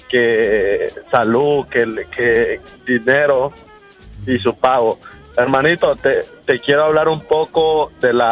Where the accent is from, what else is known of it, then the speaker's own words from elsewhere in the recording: Honduras; aquí somos unos hondureños tan mal agradecidos que nunca vas a quedar bien con nadie.